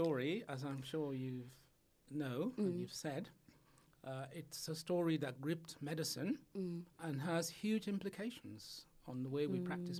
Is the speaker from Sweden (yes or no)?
no; Sierra Leone; moved away as an adult; also born or lived in Manchester, United Kingdom; now in United Kingdom; I was born in Sierra Leone, which, as you know, is in West Africa.